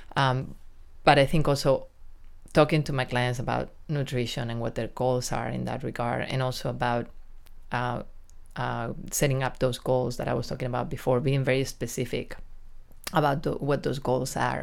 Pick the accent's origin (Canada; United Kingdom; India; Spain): Spain; accent: Spanish accent with a New York touch; English is a second language; moved away as an adult; also born or lived in New York, United States / San Diego, United States; now in Del Mar, United States; I lived in New York for close to twenty years, but I'm originally from Spain